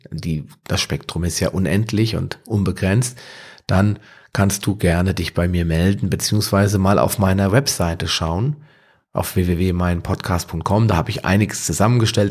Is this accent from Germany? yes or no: yes; Wetterau, Hesse, Germany; aus meiner Heimat, der Wetterau